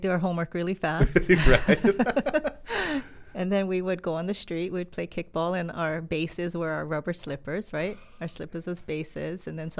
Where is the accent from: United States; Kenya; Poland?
United States; Waimanalo, Hawaii; You know, I really liked Waimanalo. Yeah. I still do.